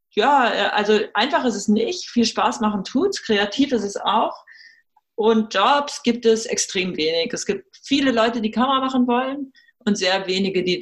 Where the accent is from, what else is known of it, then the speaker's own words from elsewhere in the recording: United States; German is a second language; moved away as an adult; now in Germany; Ich bin Amerikanerin. Für uns hat sich das irgendwann so entwickelt, dass wir gesagt haben, wir wollen unsere Kinder in Europa großziehen deshalb bin ich auch aus den äh, USA und aus Los Angeles wieder hierher zurückgekommen.